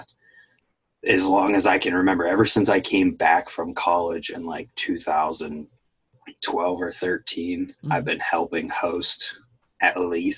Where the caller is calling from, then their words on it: Wooster, Ohio, United States; I'm calling from Worcester, Ohio